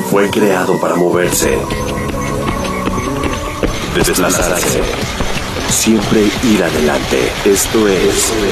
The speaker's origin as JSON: {"language": "Spanish", "country": "Mexico", "said": "Si hay algo muy importante en la cultura mexicana, y me incluyo porque efectivamente yo soy mexicana"}